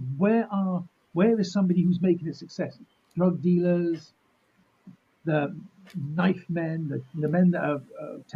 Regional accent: United Kingdom; we're British

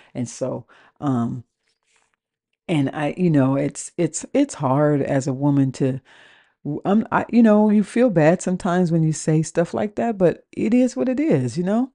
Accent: West Coast, United States; moved away as an adult; also born or lived in Washington; now in New Orleans, United States; I live in New Orleans, and I am from the West Coast.

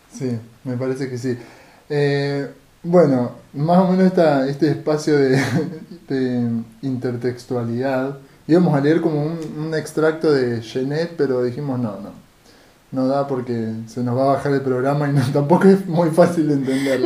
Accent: Rosario, Santa Fe, Argentina; nosotros que somos de Rosario

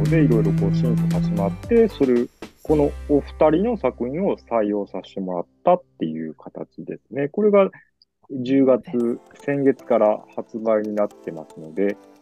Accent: Yokkaichi, Mie, Japan; also born or lived in Osaka / Tokyo; now in Kanagawa, Japan; 私、三重県、最初紹介した三重県四日市市っていうところ出身なんですけども

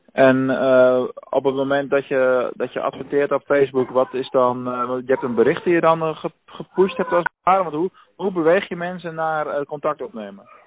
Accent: Rotterdam, South Holland, Netherlands; now in Venlo, Netherlands; ik kom zelf uit Rotterdam, dus ik weet wel hoe het werkt in de grote stad

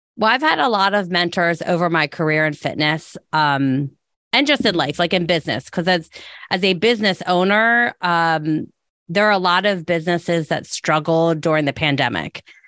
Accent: Delaware County, Pennsylvania, United States; also born or lived in Philadelphia; being from Delco and being back in Delco

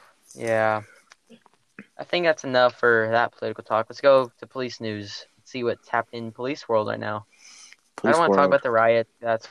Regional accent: North Dakota, United States; We're all from the Dakotas. North Dakota, don't you know? That's where I'm from.

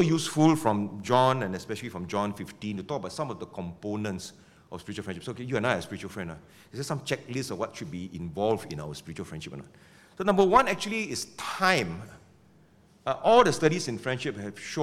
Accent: Penang, Malaysia; now in Singapore; I come from Penang.

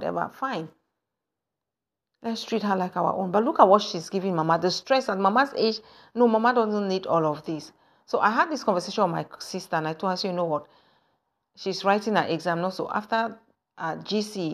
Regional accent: Anglophone Cameroon, Cameroon; moved away; I come from the English side.

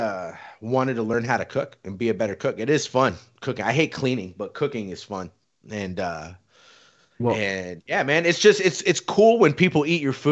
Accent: Riverside, California, United States; moved away as an adult; also born or lived in Mission Viejo, California; now in Las Vegas, United States; born and raised in Riverside. We moved out to Mission Viejo in like 2000, so freshman year of high school for me.

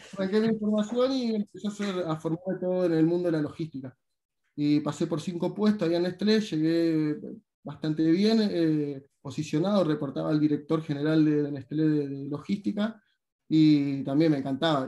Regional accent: Paraná, Entre Ríos, Argentina; moved away as an adult; also born or lived in Buenos Aires; now in Ibiza, Spain; yo vivía en el barrio médico desde muy chiquito y que justamente estaba ahí a cinco minutos del plumazo

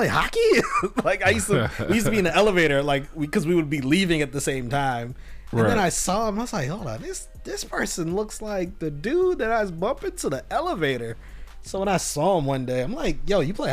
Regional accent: United States; I'm American

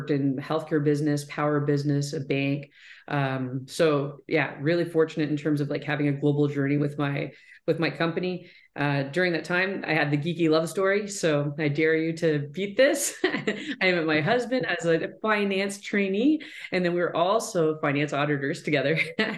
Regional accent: Southwestern Ontario, Canada; I'm from Southwestern Ontario. So I grew up in Wallsbrooks, just about an hour south of London.

